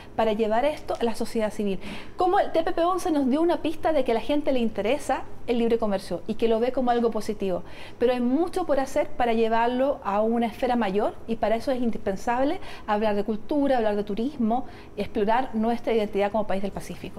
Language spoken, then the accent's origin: Spanish; Chile; sí tenemos conciencia de que somos un país latinoamericano